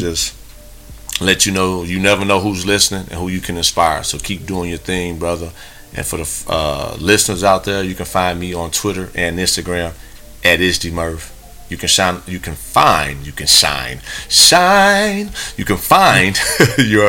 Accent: Midwest, United States; moved away; growing up in the Midwest I I don't live there no more

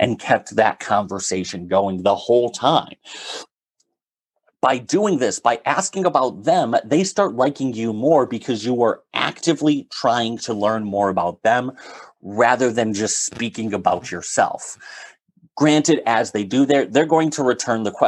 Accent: Northeast, United States; I'm from the Northeast

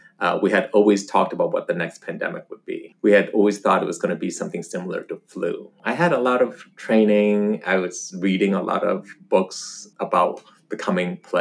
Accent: Northern Virginia, United States; moved away as an adult; also born or lived in Los Angeles; now in Atlanta, United States; being a refugee and growing up in Northern Virginia amongst all the super rich

